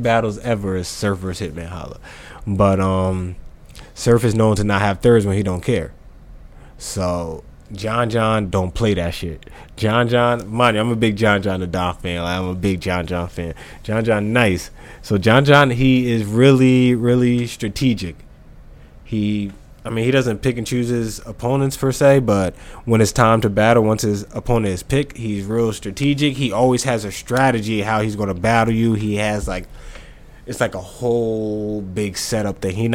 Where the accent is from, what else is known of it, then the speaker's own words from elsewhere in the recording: United States; us Americans